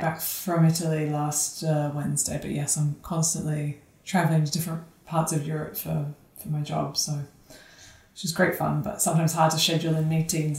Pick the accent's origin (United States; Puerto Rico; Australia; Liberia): Australia; Sydney, New South Wales; So I'm originally from Sydney, Australia. I think I've lost my accent, but I'd like to think it sometimes appears.